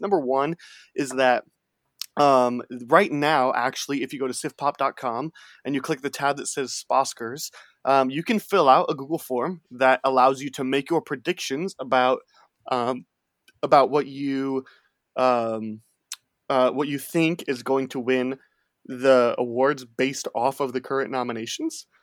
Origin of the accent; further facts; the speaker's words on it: Chicago, Illinois, United States; I grew up near Chicago